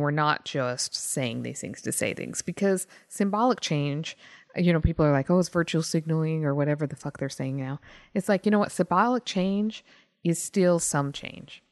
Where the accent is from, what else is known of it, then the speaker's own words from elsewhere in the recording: Texas, United States; moved away; I'm from Texas, or was, was from Texas